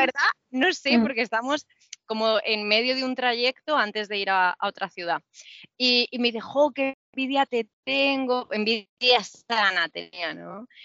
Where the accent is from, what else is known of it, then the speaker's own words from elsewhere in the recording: Murcia, Region of Murcia, Spain; yo soy de Murcia